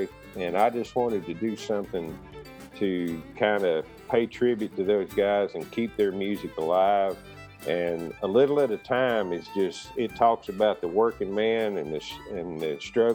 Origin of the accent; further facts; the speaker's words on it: Stuart, Virginia, United States; I grew up in Stuart, Virginia